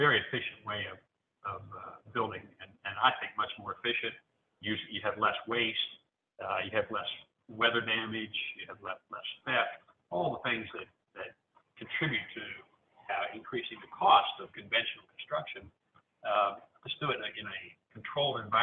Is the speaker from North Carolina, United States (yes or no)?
no; Nashville, Tennessee, United States; I'm also from Nashville